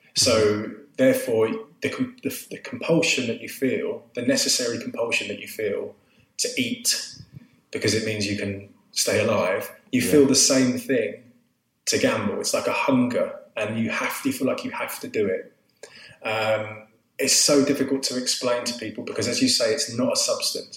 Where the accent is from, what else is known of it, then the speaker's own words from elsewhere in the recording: Southend-on-Sea, East of England, United Kingdom; I grew up in Essex, in Southend, which is where I still live now